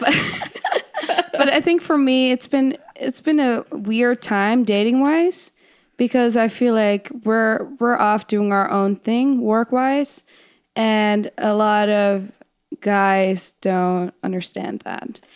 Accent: Netherlands; English is a second language; now in United States; in Holland

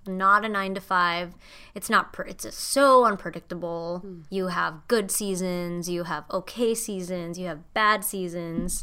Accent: Indonesia; moved away as an adult; now in Los Angeles, United States; I was born and raised in Indonesia

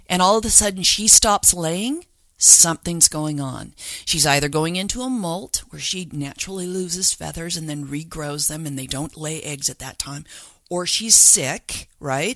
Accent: Salt Lake City, Utah, United States; I grew up in Salt Lake, and I think we were the first backyard chicken keepers because we were down in Holiday

